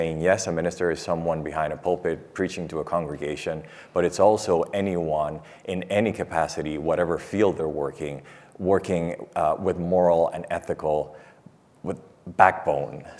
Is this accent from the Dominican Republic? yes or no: yes; Dominican Republic; moved away as an adult; I'm from the Dominican Republic